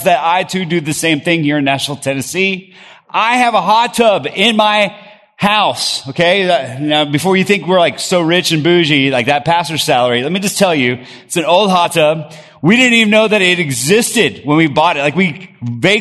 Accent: Bogota, Colombia; moved away; I grew up in Bogota, Colombia, South America

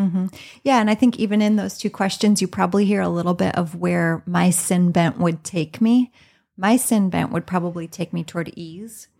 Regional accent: Southeastern Iowa, United States; moved away as an adult; now in Minnesota, United States; I was born and raised in Iowa

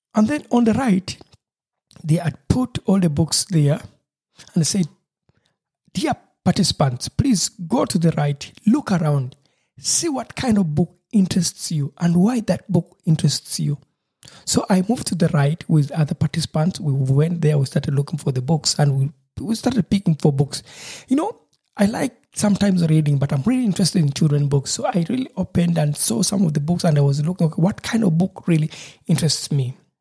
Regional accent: Uganda; now in Germany; I am from Uganda where it doesn't rain for months at a time

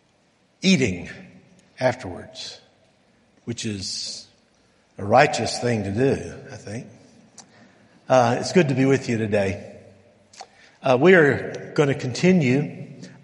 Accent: El Paso, Texas, United States; moved away; I grew up in El Paso

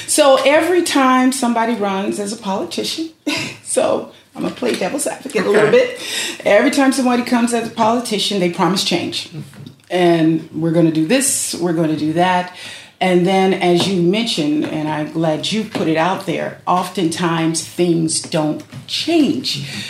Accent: Compton, California, United States; I am a resident of the city of Compton and born and raised in Compton.

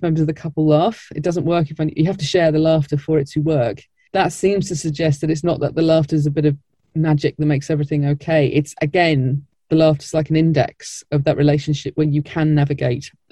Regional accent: Blackburn, North West England, United Kingdom; moved away as an adult; now in London, United Kingdom; I'm from Blackburn

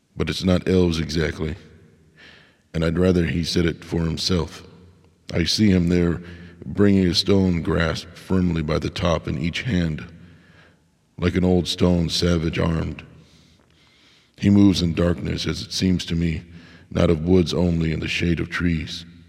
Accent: United States; I am an American

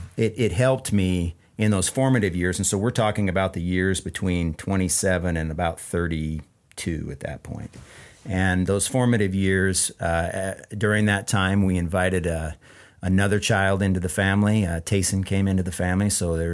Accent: Ephrata, United States; moved away; We're both from Ephrata.

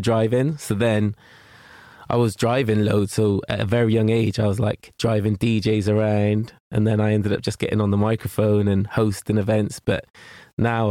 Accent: Gloucester, South West England, United Kingdom; I grew up in Matson, and yeah, that's the like my oldest memories is being there

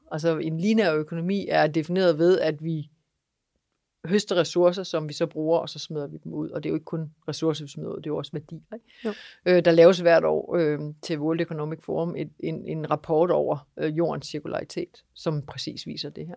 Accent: East Jutland, Central Denmark Region, Denmark; Jeg er vokset op på Husmandsted i Østjylland

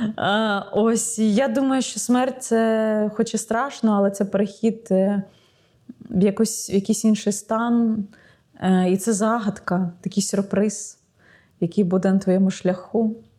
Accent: Ukraine; я з України

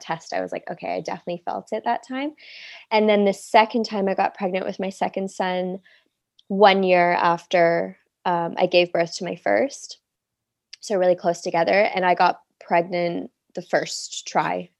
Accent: Toronto, Ontario, Canada; moved away as an adult; now in Cannes, France; I'm from Toronto, Canada, but I live in Cannes, France right now

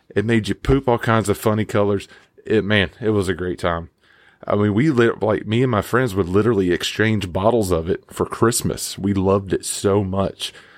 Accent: Mississippi, United States; I grew up in Mississippi

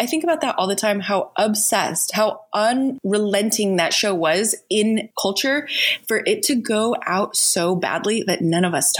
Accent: United States; We're American

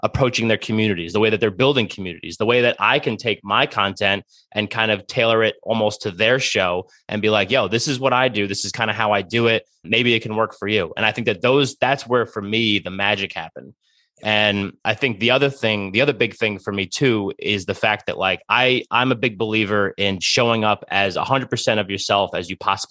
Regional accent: New Jersey, United States; I was born and raised in Jersey

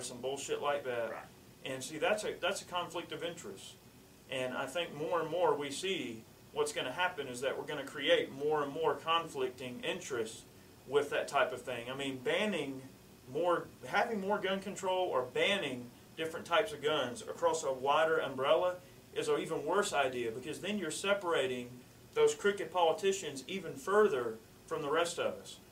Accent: United States; being American and our heritage and where we come from

